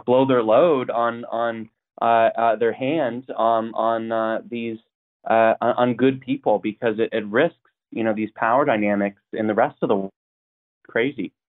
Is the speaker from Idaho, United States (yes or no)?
yes; Coeur d'Alene, Idaho, United States; I grew up in in Idaho, North Idaho, um, and uh, Coeur d'Alene